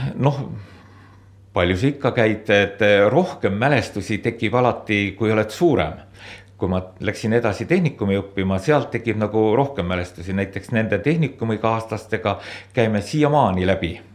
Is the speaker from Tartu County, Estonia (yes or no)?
no; Suislepa, Viljandi County, Estonia; ma olen äh, pärit siit lähedalt Suislepast ja seal on kõik minu lapsepõlv ka möödunud. olen sündinud Suislepas